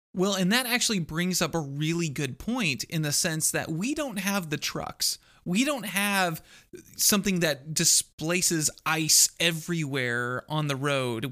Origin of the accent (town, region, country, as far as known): Texas, United States; born or raised there; also born or lived in Iowa